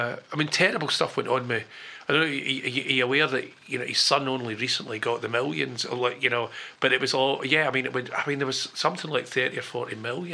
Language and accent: English; Glasgow, Scotland, United Kingdom; I was born in Glasgow.